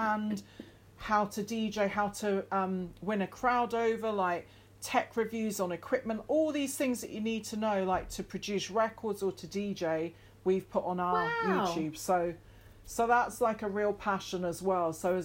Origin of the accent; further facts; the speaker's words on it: the Highlands, Scotland, United Kingdom; growing up in the Highlands didn't really help that.